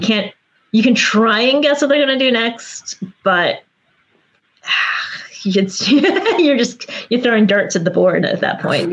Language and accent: English; New York City, New York, United States; now in Los Angeles, United States; I'm from New York City, and I live in Los Angeles, and I grew up in the Bronx